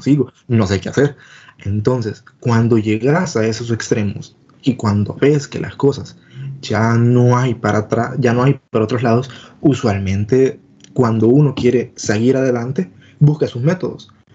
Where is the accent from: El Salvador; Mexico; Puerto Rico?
El Salvador; somos salvadoreños